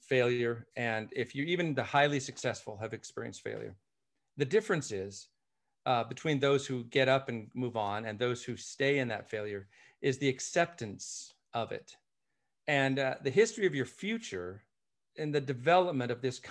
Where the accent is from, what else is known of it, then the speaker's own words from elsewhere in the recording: Scottish by birth, Scotland, United Kingdom; I am Scottish by birth, but my adopted parents who adopted me